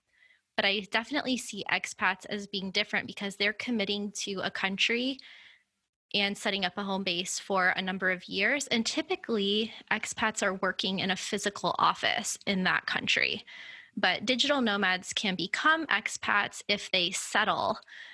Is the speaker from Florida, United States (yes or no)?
yes; Florida, United States; moved away as an adult